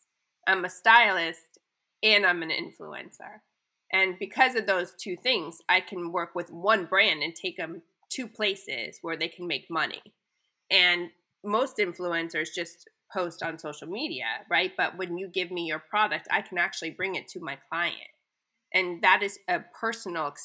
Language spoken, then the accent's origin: English; California, United States; moved away; growing up in California